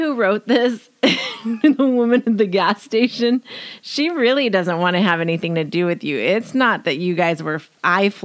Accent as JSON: {"language": "English", "town": "Riverside", "region": "California", "country": "United States", "tie": "born or raised there", "also_born_or_lived": "Jacksonville, Florida", "said": "I grew up in Riverside"}